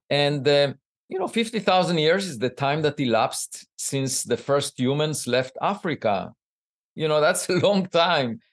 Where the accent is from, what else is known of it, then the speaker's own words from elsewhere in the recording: Israel; moved away as an adult; now in United States; I grew up in Israel